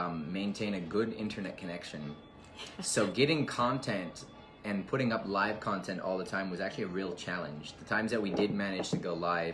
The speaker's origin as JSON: {"language": "English", "country": "India", "tie": "born or raised there", "said": "growing up in India"}